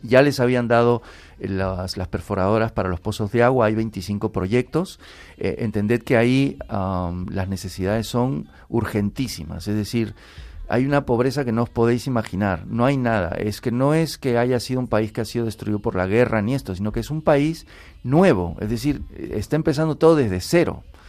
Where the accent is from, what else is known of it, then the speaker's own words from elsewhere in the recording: Peru; now in Spain; yo soy peruano. Yo cuando vine aquí a España estoy de misión.